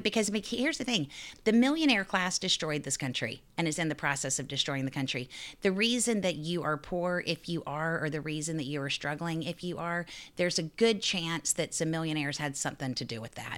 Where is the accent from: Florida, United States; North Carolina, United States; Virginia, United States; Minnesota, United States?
North Carolina, United States; Raleigh; now in New York, United States; I grew up in Raleigh, North Carolina